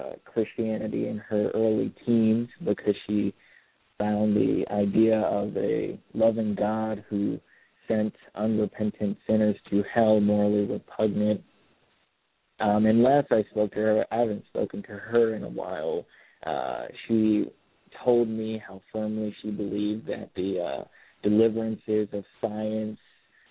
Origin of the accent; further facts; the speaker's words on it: Miami, Florida, United States; now in South Bend, United States; I was raised in Miami, Florida, in a single-parent household